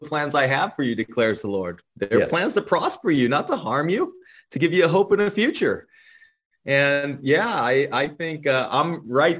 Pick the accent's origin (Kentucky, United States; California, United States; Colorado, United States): California, United States; San Francisco; now in Cleveland, United States; I'm from San Francisco, California.